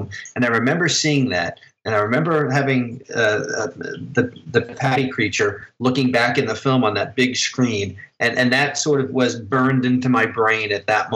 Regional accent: New Jersey, United States; now in Illinois, United States; I grew up in New Jersey

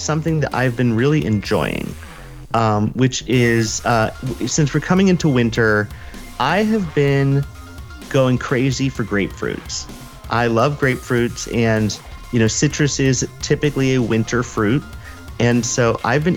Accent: California, United States; Growing up in California

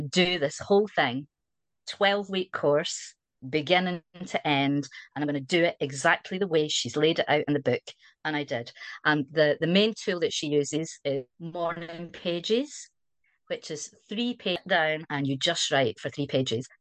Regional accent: Scotland, United Kingdom; accent: Scottish; moved away as an adult; also born or lived in Wiltshire, South West England; now in South West England, United Kingdom; you might be able to tell from the accent I'm Scottish

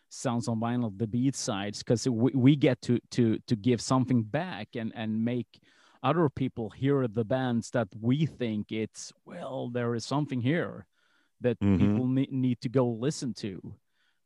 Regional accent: Malmö, Skåne, Sweden; I grew up in Malmo

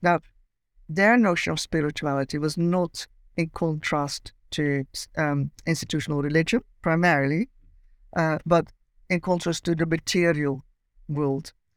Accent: Amsterdam, North Holland, Netherlands; accent: Dutch; moved away as an adult; now in Cambridge, United Kingdom; I grew up in Amsterdam and lived there till my late twenties.

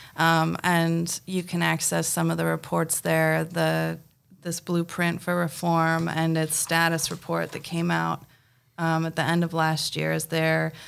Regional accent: Spokane, Washington, United States; I was raised here

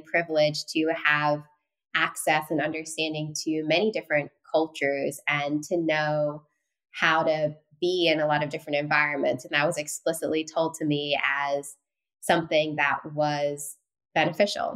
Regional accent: London, United Kingdom; also born or lived in Singapore; now in New York City, United States; But I was raised in Northwest London

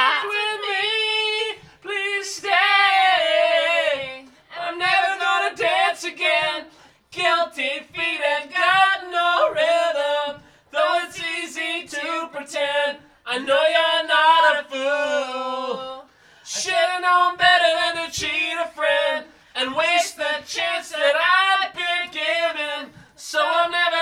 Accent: Nova Scotia, Canada; moved away; growing up in Nova Scotia

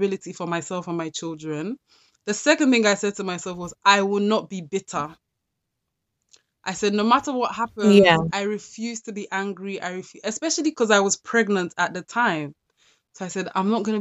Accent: London, United Kingdom; I grew up in South London

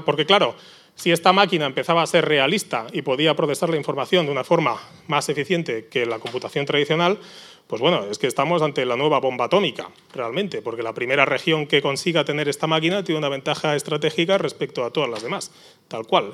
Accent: Barcelona, Catalonia, Spain; now in San Sebastián, Spain; yo soy originalmente de Barcelona, soy donostierra de, de, adopción

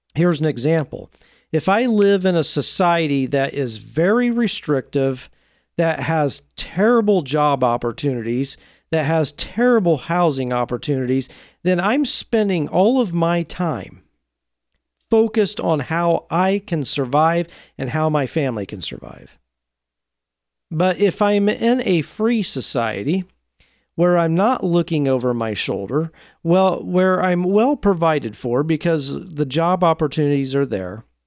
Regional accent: Oregon, United States; my home state of Oregon

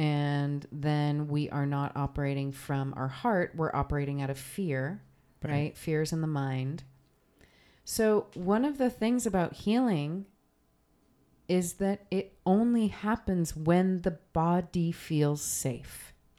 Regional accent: New Jersey, United States; I'm from New Jersey. It's plenty cold in New Jersey.

